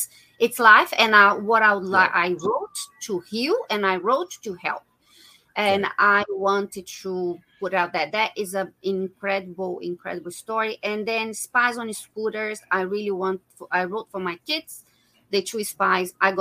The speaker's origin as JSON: {"language": "English", "country": "Brazil", "also_born_or_lived": "England / Laos", "moved": "as an adult", "lives_now": "Australia", "said": "Originally from Brazil, but I live in Australia. I have been living in Australia for 20 years. I left my country 22 years ago."}